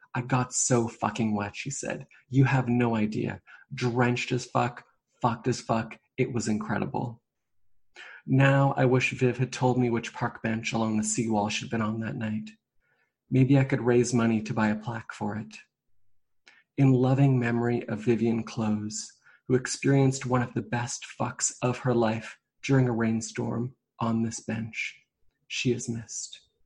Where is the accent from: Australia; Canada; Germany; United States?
Canada; Vancouver Island, British Columbia; I grew up on Vancouver Island.